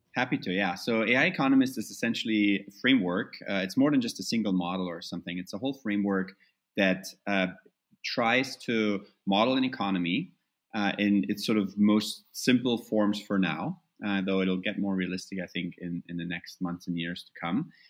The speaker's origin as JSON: {"language": "English", "country": "Germany", "tie": "born or raised there", "moved": "yes", "said": "growing up in Germany overall, which is where I, you know the time I got most of my education was in reunited Germany"}